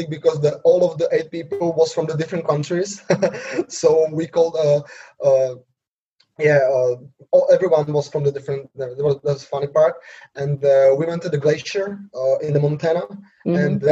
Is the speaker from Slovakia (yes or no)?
yes; Slovakia; English is a second language; I'm 26 years old now. I'm from Slovakia